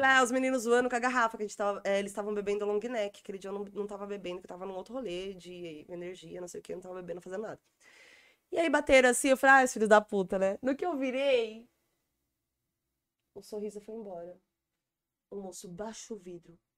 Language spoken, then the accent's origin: Portuguese; São Paulo, Brazil; porque eu sou do Jaraguá, não sei andar no centro.